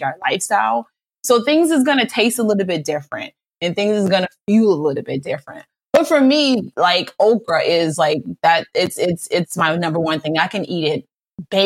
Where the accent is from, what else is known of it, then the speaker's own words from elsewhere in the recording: New Orleans, Louisiana, United States; I'm from New Orleans